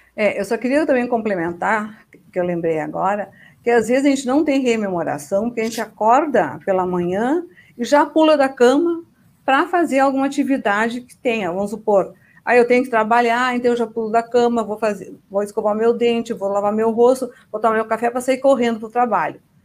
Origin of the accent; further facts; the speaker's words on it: Rio Grande do Sul, Brazil; now in Foz do Iguaçu, Brazil; nasci no Rio Grande do Sul, E desde dois mil e cinco moro em Foz do Iguaçu